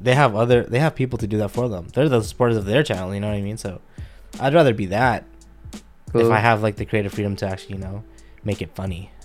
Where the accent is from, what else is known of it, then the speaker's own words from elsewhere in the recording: Scarborough, Ontario, Canada; Word up. I'm from Scarborough. Sorry.